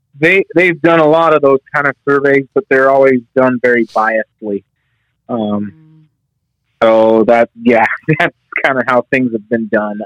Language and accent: English; Northwest Wyoming, United States; I, I born and raised in Northwest Wyoming, uh, just outside of Yellowstone